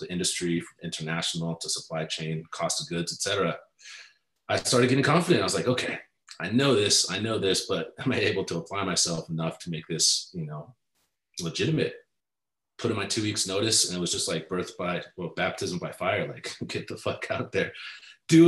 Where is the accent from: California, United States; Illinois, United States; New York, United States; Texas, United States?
California, United States; Southern; I'm from Southern California